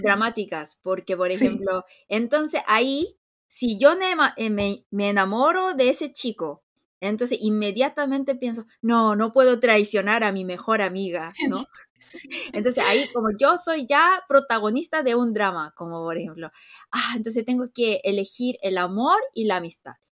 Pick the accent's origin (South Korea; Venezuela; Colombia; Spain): South Korea; nosotros somos muy coreanos, coreanos somos muy coreanos